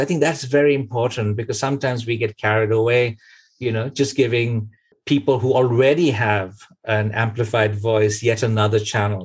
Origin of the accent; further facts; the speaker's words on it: Kolkata, West Bengal, India; moved away as an adult; now in Norway; born in Calcutta, but lived most of our lives in the West